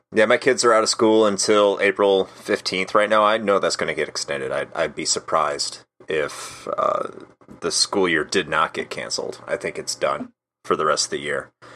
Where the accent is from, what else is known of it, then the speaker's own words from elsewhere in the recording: Wheaton, Illinois, United States; moved away as an adult; now in Florida, United States; I grew up outside of Chicago, uh, originally. I grew up in a city called Wheaton